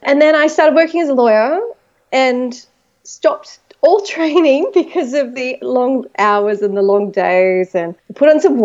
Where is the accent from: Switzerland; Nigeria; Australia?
Australia; Penrith, New South Wales; I was born in a place called Penrith, which is about an hour west of Sydney, here in beautiful Australia